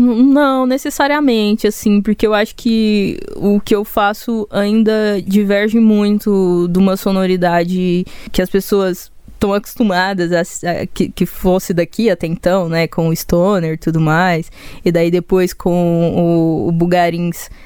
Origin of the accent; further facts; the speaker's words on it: Goiânia, Goiás, Brazil; que eu sou daqui. Saca? E eu sou muito daqui, olha meu sotaque